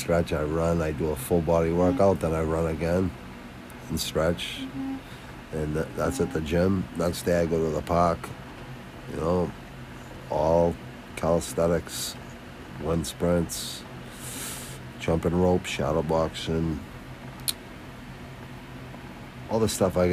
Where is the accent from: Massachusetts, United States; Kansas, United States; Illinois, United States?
Massachusetts, United States; Quincy; I'm from Boston, Mass, Southwest Quincy, city connected to Boston